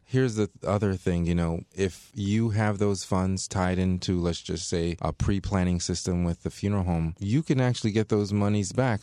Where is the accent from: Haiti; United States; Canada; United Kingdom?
Haiti; Léogâne, Ouest; moved away; We're from Haiti